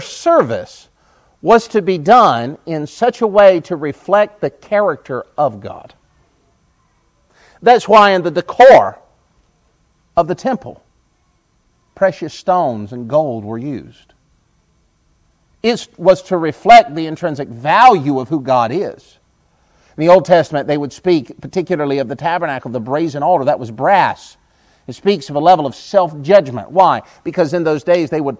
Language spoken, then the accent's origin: English; United States; I'm an American